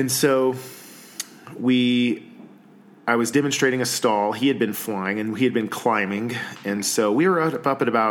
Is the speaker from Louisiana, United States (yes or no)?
no; Georgia, United States; moved away as an adult; now in Colorado, United States; I'm originally from Georgia. I've been in Colorado for about 15 years now